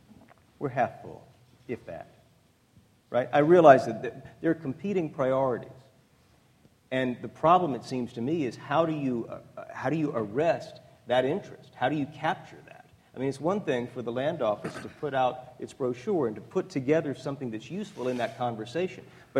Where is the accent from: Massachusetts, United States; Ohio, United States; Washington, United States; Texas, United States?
Texas, United States; I don't have a dog in this hunt except to the extent that I do as a Texan, right?